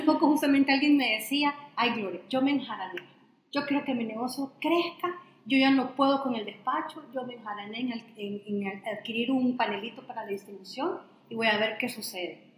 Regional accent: El Salvador; para el salvadoreño, para nuestro país

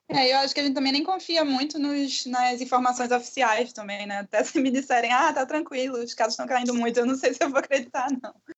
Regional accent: Recife, Pernambuco, Brazil; eu sou recifense

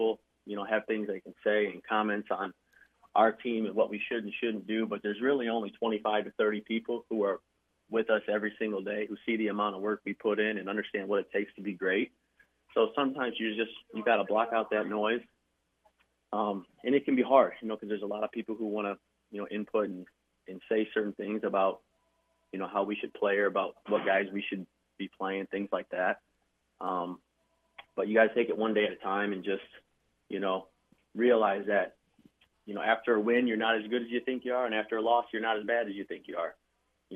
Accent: Crown Point, Indiana, United States; From Crown Point, Indiana, I'm someone who's very proud of where I've come from, my hometown

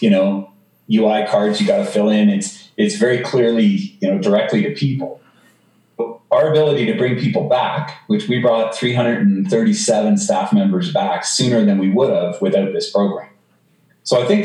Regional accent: Canada; also born or lived in Denver; now in United States; I'm a Canadian who lives in the U.S.

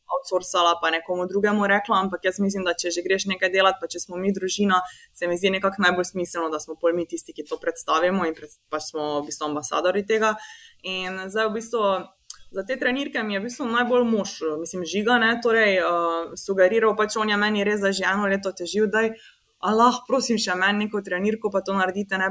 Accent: Slovenia

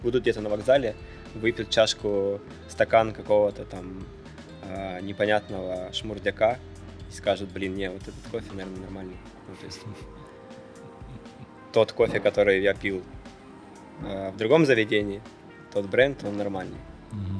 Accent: Kharkiv, Kharkiv Oblast, Ukraine; born or raised there; moved away

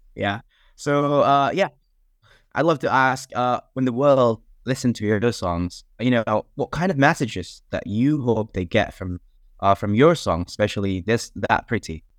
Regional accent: Indonesia; now in York, United Kingdom; I'm from Indonesia, but I'm currently not in Indonesia. I'm in York currently.

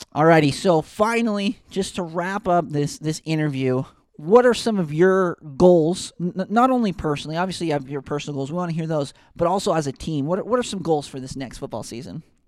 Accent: West Point, Utah, United States; moved away; I'm originally from West Point, Utah

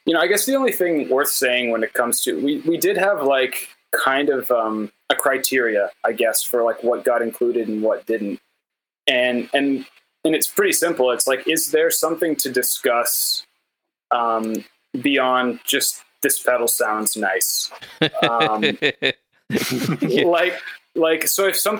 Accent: Canada; I'm a Canadian

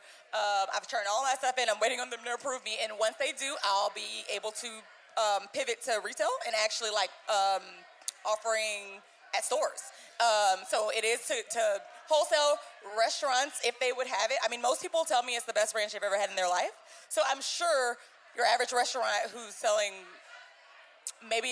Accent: Tallahassee, Florida, United States; moved away as an adult; now in James Island, United States; I'm from Tallahassee, Florida

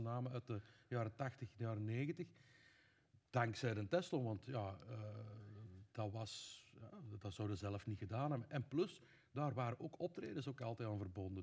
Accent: Laakdal, Flanders, Belgium; also born or lived in Veerle; now in Tessenderlo, Belgium; ik ben oorspronkelijk van Grootvorst, wat dan de buurgemeente is

